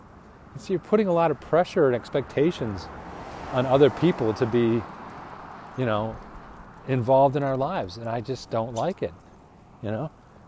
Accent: Phoenix, Arizona, United States; I grew up in Phoenix, though. Retired here.

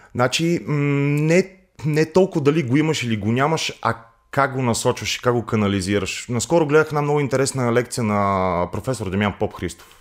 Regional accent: Montana, Montana Province, Bulgaria; moved away; Аз съм родом, родом от Монтана.

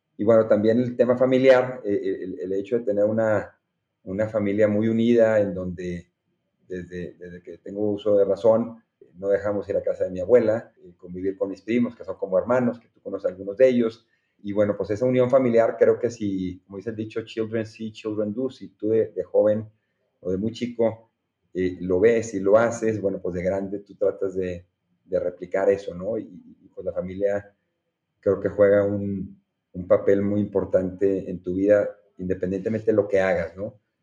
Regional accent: Monterrey, Nuevo León, Mexico; Soy orgullosamente regiomontano

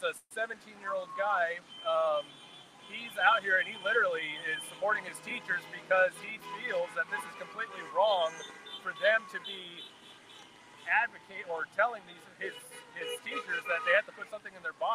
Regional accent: Lebanon, Oregon, United States; we're from Lebanon

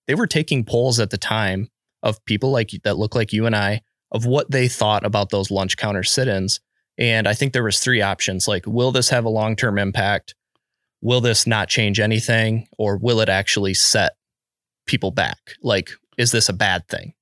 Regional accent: United States; as an American

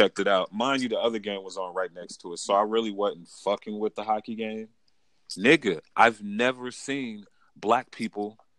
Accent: Las Vegas, Nevada, United States; I'm born and raised in Las Vegas.

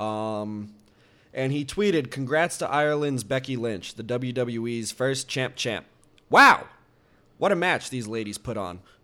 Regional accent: Canada; we're Canadian.

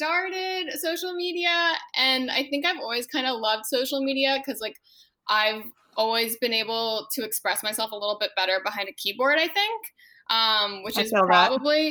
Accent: Washington, District of Columbia, United States; moved away as an adult; now in Los Angeles, United States; I'm originally from the Washington, D.C. area

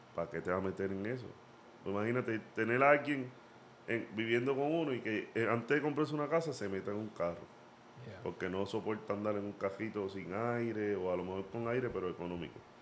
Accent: Puerto Rico; moved away; yo soy de Puerto Rico

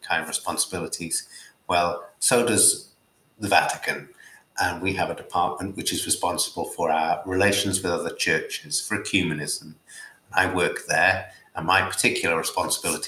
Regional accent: Newcastle upon Tyne, North East England, United Kingdom; moved away as an adult; also born or lived in London / Durham; I was born in Newcastle, a fairly typical Catholic family, grew up attending the local Catholic schools

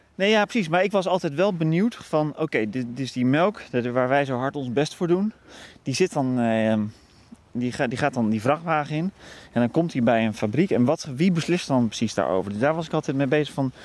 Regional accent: Veluwe, Gelderland, Netherlands; also born or lived in Wageningen; ik ben opgegroeid op de Veluwe

